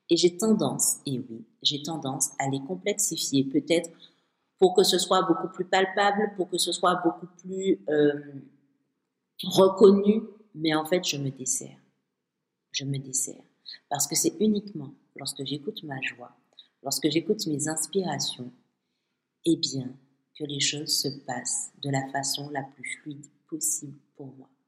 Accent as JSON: {"language": "French", "country": "Martinique", "said": "Chez moi, à Martinique"}